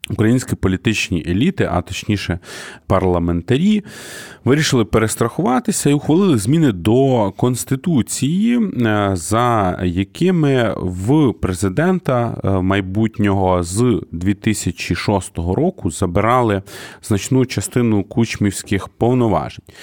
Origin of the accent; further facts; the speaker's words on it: Kyiv, Ukraine; Дорогі друзі, я із Києва.